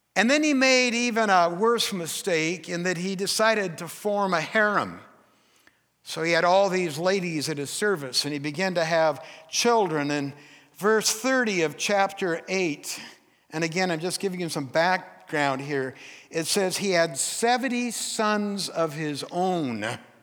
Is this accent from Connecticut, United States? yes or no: no; Forks, Washington, United States; I'm from Forks. My dad was a logger